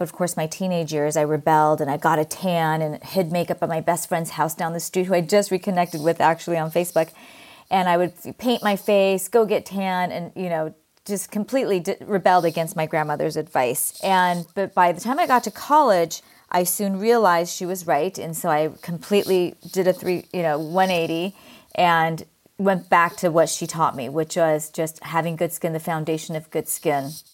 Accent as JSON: {"language": "English", "region": "California", "country": "United States", "tie": "born or raised there", "accent": "Valley Girl", "said": "my Valley Girl accent. I grew up in California"}